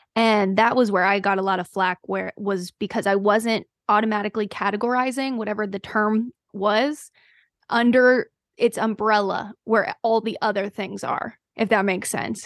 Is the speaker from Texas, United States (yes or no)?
no; North Carolina, United States; I am from North Carolina